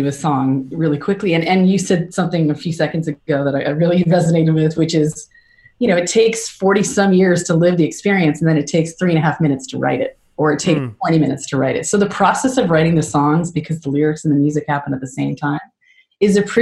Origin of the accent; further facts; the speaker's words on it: Canada; I'm such a Canadian